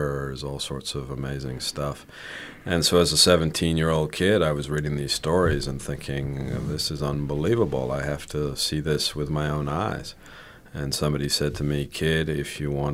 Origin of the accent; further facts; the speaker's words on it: Ireland; moved away as an adult; also born or lived in Spain; So I was born in Spain to American parents, but I mainly grew up in Ireland